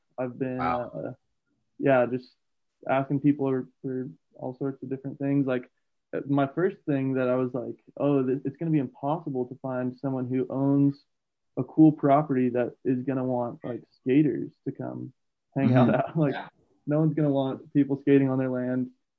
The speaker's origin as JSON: {"language": "English", "town": "Trinidad", "region": "Colorado", "country": "United States", "tie": "born or raised there", "said": "I was born in Trinidad, Colorado. It's a pretty small town in southern Colorado"}